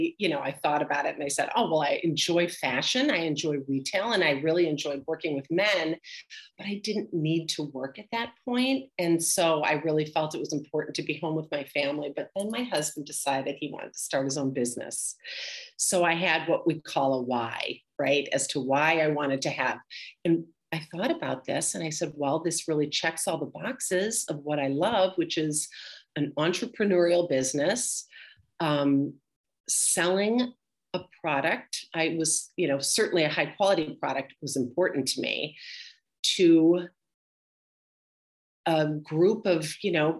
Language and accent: English; Milwaukee, Wisconsin, United States; moved away as an adult; also born or lived in Madison, Wisconsin; now in Boston, United States; I grew up in Milwaukee, Wisconsin.